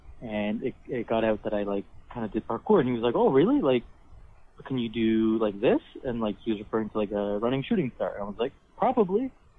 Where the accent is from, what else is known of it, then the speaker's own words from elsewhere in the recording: Pickering, Ontario, Canada; I mean, I'm from Pickering, so, like, I don't really know how to use a bus properly. I get it, but, like, I'm no Toronto person, you know?